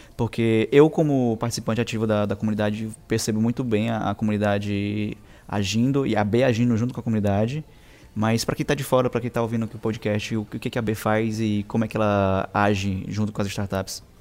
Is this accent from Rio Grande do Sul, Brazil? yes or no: no; Caxias, Maranhão, Brazil; eu sou de Caxias